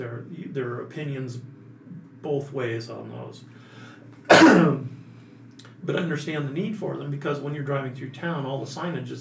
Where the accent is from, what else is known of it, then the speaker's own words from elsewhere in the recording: Montana, United States; Because I've seen so many people that when I came from Montana, we had people up there that had settled in the 30s and had acreage and had a log house on acreage.